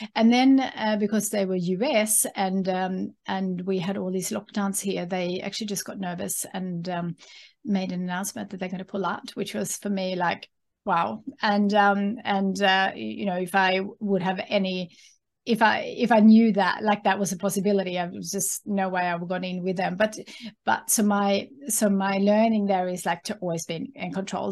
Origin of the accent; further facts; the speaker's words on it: Sweden; English is a second language; moved away as an adult; now in Australia; have a connection with my home country being Sweden